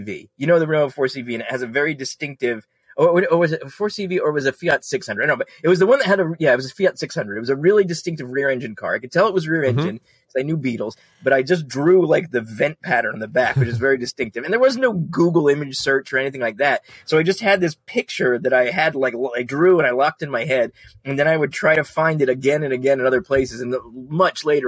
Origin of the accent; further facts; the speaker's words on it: United States; growing up in America in the 70s and 80s